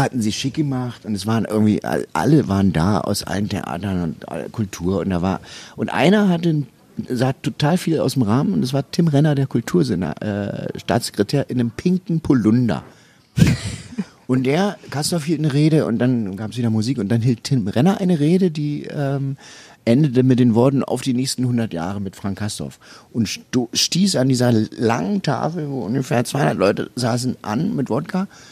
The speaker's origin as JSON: {"language": "German", "region": "East Germany", "country": "Germany", "said": "ich komme aus dem Osten"}